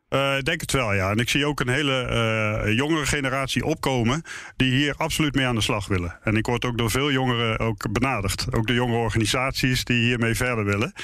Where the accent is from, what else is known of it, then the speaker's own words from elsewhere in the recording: Netherlands; omdat ik uit Nederland kwam